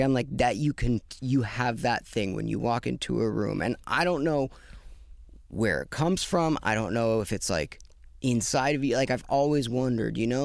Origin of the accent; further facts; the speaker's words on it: Tucson, Arizona, United States; now in Los Angeles, United States; I grew up in Tucson